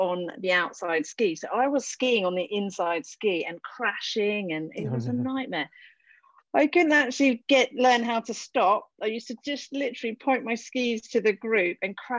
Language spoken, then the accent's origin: English; south of England, United Kingdom; moved away as an adult; also born or lived in London; now in Tignes, France; I was born in London, which is, I think, amazing. Can't really remember much of that. But then living really most of time in the south of England